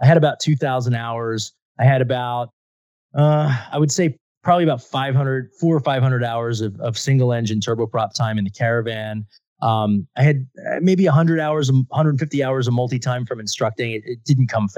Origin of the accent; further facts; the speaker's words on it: Philadelphia, Pennsylvania, United States; I grew up in the Philadelphia area